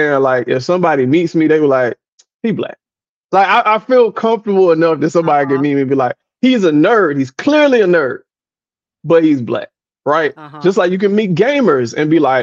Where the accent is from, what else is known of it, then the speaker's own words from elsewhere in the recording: South Florida, United States; I grew up in South Florida